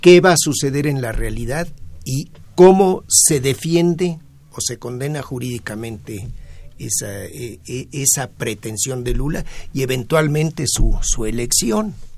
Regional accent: Mexico; en México como latinoamericanos

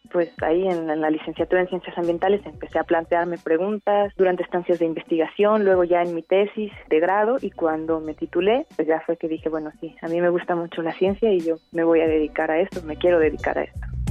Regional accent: Morelia, Michoacán, Mexico; also born or lived in Los Mochis, Sinaloa; Después me mudé a vivir a Morelia por el trabajo de mis padres cuando estaba en la primaria

